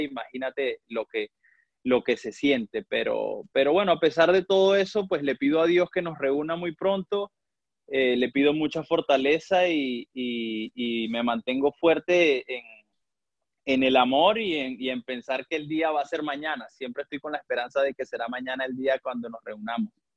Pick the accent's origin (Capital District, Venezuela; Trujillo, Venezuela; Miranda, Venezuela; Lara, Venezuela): Trujillo, Venezuela; Valera; moved away as an adult; also born or lived in Táchira, Venezuela; now in Grozny, Russia; yo nací en, Valera, Estado Trujillo.